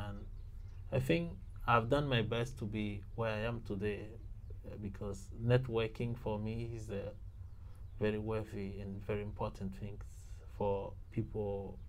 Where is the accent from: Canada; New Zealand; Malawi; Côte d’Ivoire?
Côte d’Ivoire; moved away as an adult; also born or lived in Benin; now in Japan; I was born in Ivory Coast and grew after about a year, I came to Benin to continue my university there, yes.